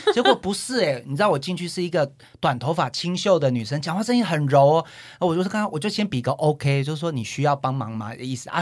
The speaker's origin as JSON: {"language": "Chinese", "region": "Taichung", "country": "Taiwan", "said": "我是台中的"}